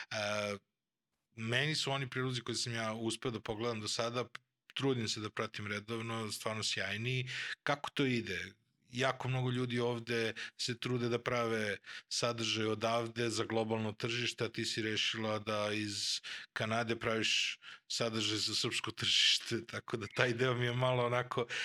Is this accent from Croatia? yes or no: no; Vršac, Vojvodina, Serbia; moved away; ja sam u stvari, uh, ja sam emigrirao iz Vršca praktično pre više od 20 godina sad.